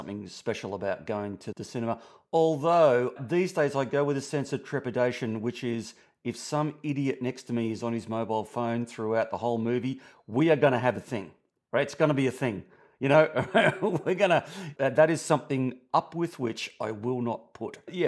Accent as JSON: {"language": "English", "country": "Australia", "said": "from Down Under"}